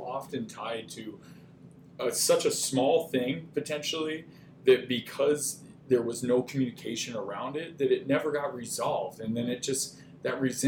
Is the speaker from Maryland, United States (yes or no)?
no; Texas, United States; now in Minnesota, United States; I grew up in Texas